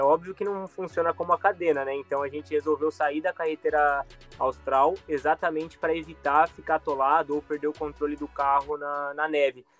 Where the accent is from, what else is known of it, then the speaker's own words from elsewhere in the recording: Brazil; moved away as an adult; a gente somos brasileiros